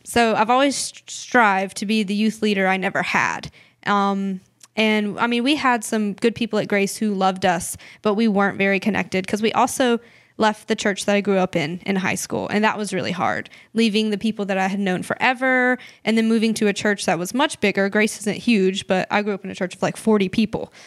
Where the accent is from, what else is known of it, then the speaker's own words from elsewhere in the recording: Clinton, South Carolina, United States; also born or lived in Haiti; we are from Clinton, South Carolina, um, which is a small thirty minute drive.